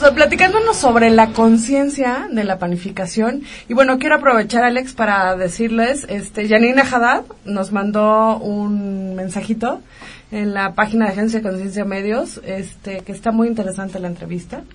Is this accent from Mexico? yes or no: yes; Mexico; así somos los mexicanos